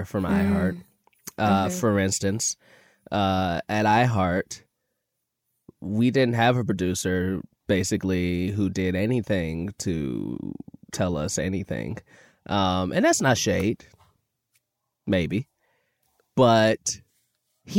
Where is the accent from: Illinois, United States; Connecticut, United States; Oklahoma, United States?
Illinois, United States; Chicago; I grew up in Chicago